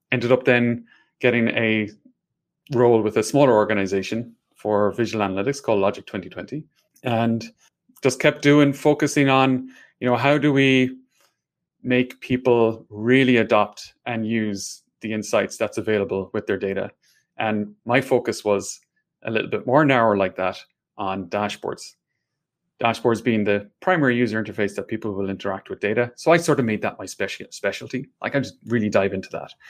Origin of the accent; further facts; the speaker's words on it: Ireland; accent: Irish; Hopefully, you can understand my Irish accent.